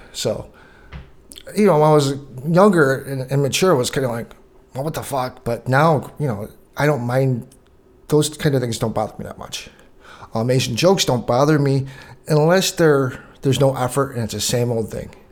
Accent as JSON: {"language": "English", "country": "Canada", "tie": "born or raised there", "said": "growing up in Canada"}